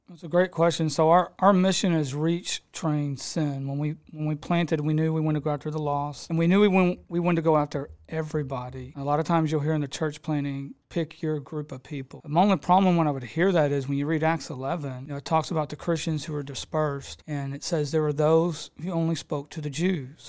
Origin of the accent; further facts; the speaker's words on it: Houston, Texas, United States; I come from Edgebrook, grew up on the streets over there, got in a lot of craziness like most of us do over there in the South Houston area